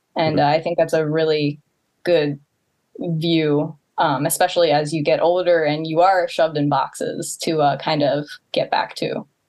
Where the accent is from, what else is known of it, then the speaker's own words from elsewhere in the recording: Baltimore County, Maryland, United States; moved away as an adult; now in Tokyo, Japan; I grew up in Baltimore County